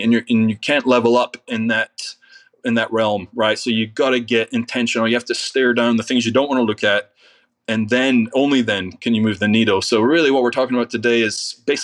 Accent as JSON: {"language": "English", "region": "Scotland", "country": "United Kingdom", "moved": "yes", "lives_now": "United States", "said": "I'm from Scotland"}